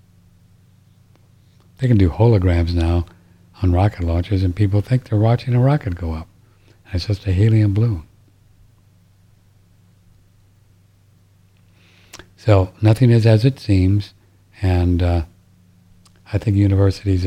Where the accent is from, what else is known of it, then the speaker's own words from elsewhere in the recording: St. Louis, Missouri, United States; And I grew up in St. Louis listening to Harry Carey.